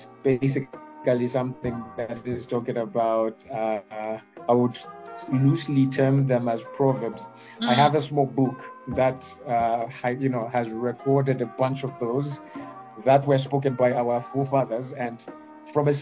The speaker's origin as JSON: {"language": "English", "country": "Zambia", "said": "I'm from Zambia."}